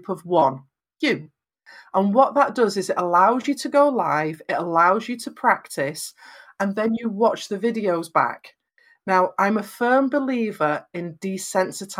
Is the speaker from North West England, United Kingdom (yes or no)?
yes; Lancashire, North West England, United Kingdom; I'm from Lancashire in Northwest England, so I have very flat vowels